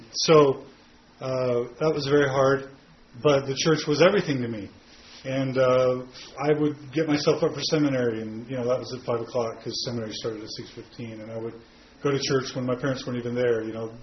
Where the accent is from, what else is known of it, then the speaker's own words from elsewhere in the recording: Katy, Texas, United States; I was raised in Katy, Texas, which is a suburb outside of Houston.